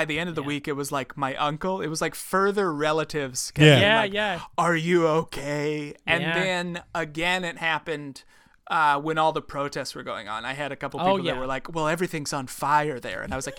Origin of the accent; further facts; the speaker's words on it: Midwest, United States; listen, I'm from the Midwest, but they're not the same.